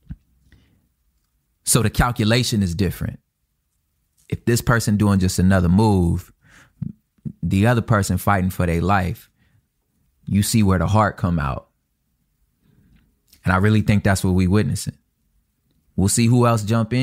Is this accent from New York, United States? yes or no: no; Los Angeles, California, United States; also born or lived in Inland Empire, California; being from South Central, I was from the Crip part of town.